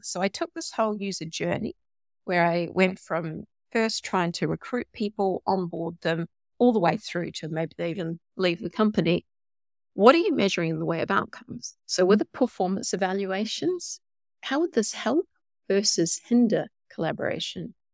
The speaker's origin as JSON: {"language": "English", "country": "New Zealand", "tie": "born or raised there", "also_born_or_lived": "Australia / Silicon Valley", "moved": "yes", "said": "I'm a Kiwi by birth"}